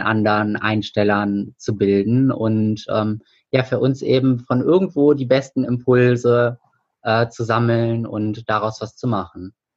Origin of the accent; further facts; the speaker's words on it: Hilden, North Rhine-Westphalia, Germany; bei uns in Hilden